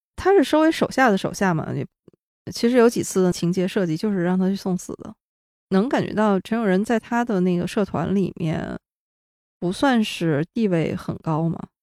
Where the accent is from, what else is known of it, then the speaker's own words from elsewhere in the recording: China; 我作为一个中国大陆的观众